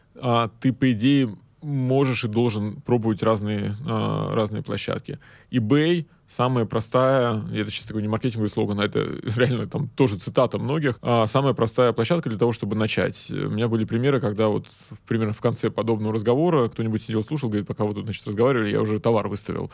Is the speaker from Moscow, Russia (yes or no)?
no; Saint Petersburg, Russia; Я из Питера сам